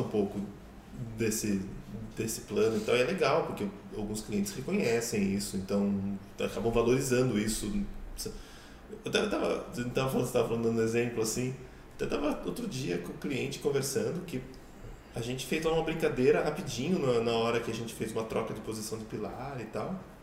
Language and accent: Portuguese; Sorocaba, São Paulo, Brazil; eu cresci num condomínio aqui em Sorocaba que tinha poço.